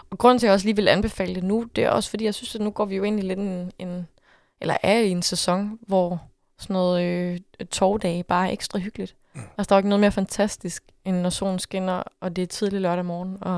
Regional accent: Jutland, Denmark; jeg ved godt, hvor jeg er fra. Jeg er fra Jylland.

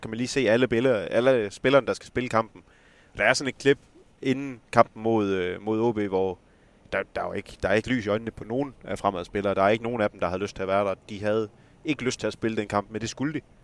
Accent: Esbjerg, Southern Denmark, Denmark; accent: West Jutlandic; det kan man måske også lige høre på min dialekt. Jeg er jo ikke oceaner. Jeg er jo, jeg er jo vestjyde og nede fra Esbjerg-området

